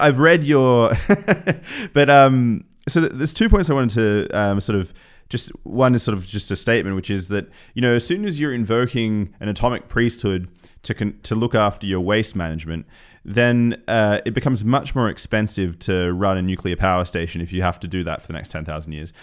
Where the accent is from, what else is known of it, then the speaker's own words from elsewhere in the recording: Newcastle, New South Wales, Australia; moved away; I spent some time growing up in Newcastle, Australia